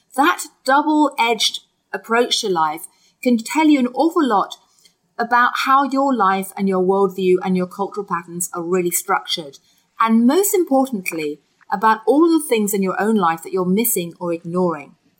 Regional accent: United Kingdom; I grew up in Britain eating Kit Kat

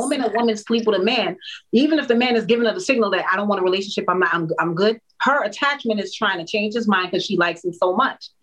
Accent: Jamaica; I'm a Jamaican woman

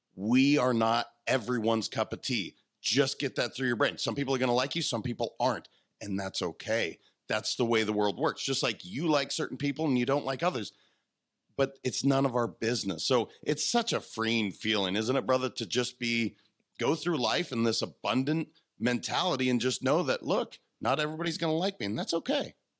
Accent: Montana, United States; I'm a kid from Montana.

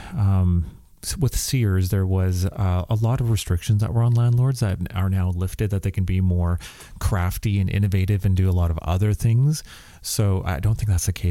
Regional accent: Saskatchewan, Canada; moved away; also born or lived in Alberta; growing up in Saskatchewan, I was very meat and potato kind of kid.

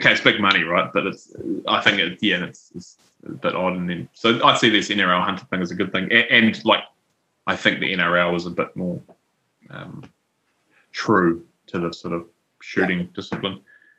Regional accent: Taranaki, New Zealand; I'm from Taranaki. We just have one.

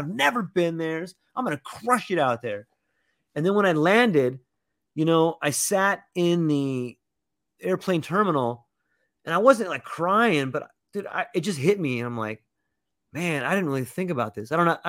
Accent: California, United States; I come from California where I got a nice car, and you know, I just felt like less than I did over there.

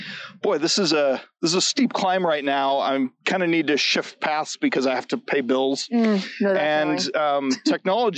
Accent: Lakewood, Colorado, United States; I'm a Front Range kid, born and raised here in Denver, Lakewood

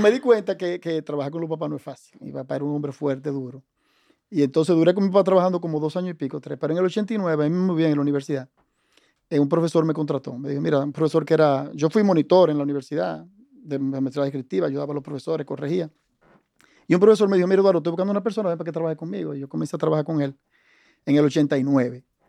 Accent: Santo Domingo, Distrito Nacional, Dominican Republic; born or raised there; also born or lived in Cabrera, Dominican Republic

